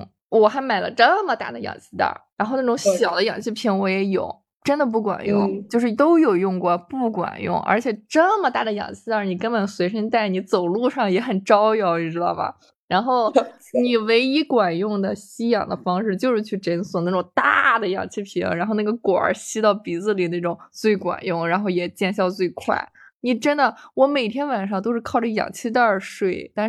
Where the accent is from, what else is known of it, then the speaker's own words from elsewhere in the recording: Shandong, China; 然后我们都是山东的，